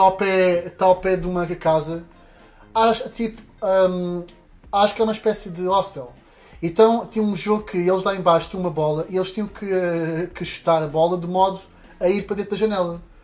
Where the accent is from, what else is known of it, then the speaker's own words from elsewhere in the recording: Portugal; eu sou português